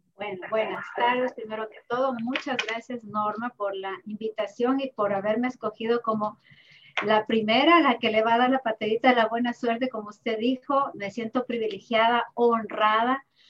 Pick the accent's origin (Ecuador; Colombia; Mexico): Ecuador; Ibarra, Imbabura; moved away; Yo también soy de Ibarra